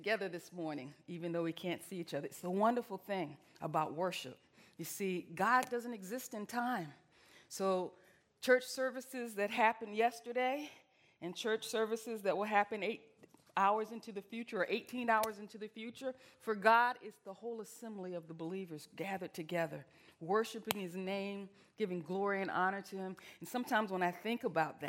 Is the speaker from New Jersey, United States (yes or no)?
no; Virginia, United States; moved away; I'm Southern. I'm from Virginia